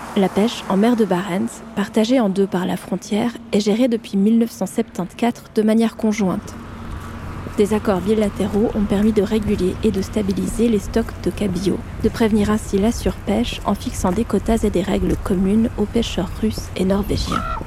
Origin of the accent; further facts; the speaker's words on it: France; accent: French; Mon accent français